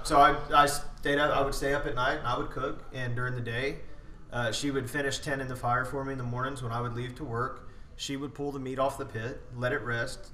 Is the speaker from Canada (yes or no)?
no; Spring, Texas, United States; also born or lived in Las Cruces, New Mexico; as an infant, we were moved to uh, Spring, Texas, and I've pretty much been here my entire life